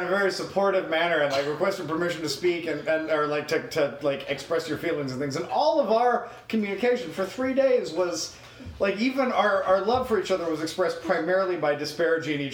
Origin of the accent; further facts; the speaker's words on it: North Carolina, United States; I am from North Carolina